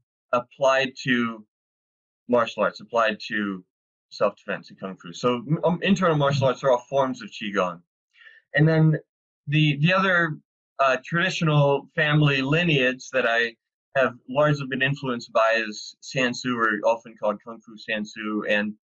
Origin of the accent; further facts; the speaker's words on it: Arkansas, United States; moved away as an adult; also born or lived in San Diego; I grew up in the Bible Belt as a rational empirical atheist. in the Bible Belt in Arkansas